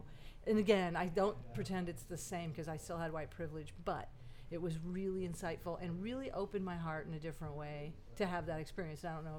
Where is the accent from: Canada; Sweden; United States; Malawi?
United States; Springfield, Missouri; moved away as an adult; also born or lived in Hawaii; I grew up in Springfield, Missouri, where it was almost all white people, and then I moved to Hawaii